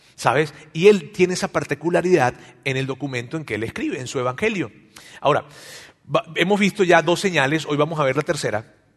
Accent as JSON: {"language": "Spanish", "country": "Mexico", "said": "en nuestro país, acá en México, ¿verdad? Este, nosotros nacimos y crecimos escuchando esto de Dios"}